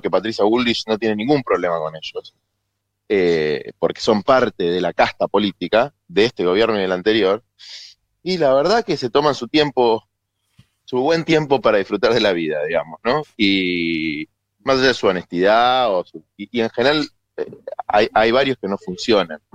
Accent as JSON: {"language": "Spanish", "region": "Buenos Aires", "country": "Argentina", "tie": "born or raised there", "said": "yo nací en la ciudad de Buenos Aires, viví casi toda mi vida en la ciudad de Buenos Aires. Como porteño"}